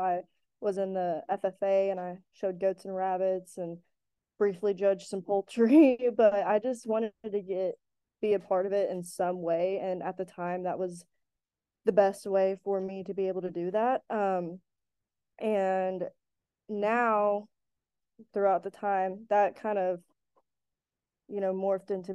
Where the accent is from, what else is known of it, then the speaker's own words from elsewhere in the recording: Joshua, Texas, United States; moved away as an adult; now in Fort Worth, United States; I now live in Fort Worth, but I'm from Joshua, Texas